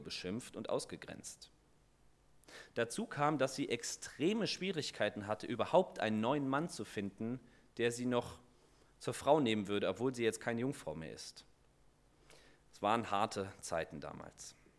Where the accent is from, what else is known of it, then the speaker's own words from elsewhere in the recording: Germany; als Deutsche